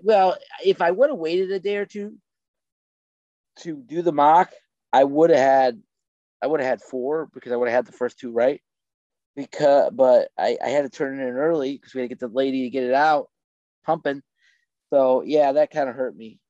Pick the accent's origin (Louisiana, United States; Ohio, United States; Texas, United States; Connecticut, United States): Ohio, United States; moved away; I grew up in Ohio